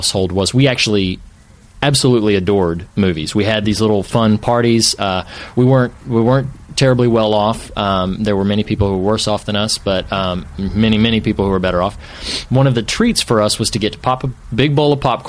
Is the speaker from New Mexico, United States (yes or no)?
no; suburbs of Charlotte, North Carolina, United States; moved away as an adult; now in California, United States; I'm originally from North Carolina. I grew up around the suburbs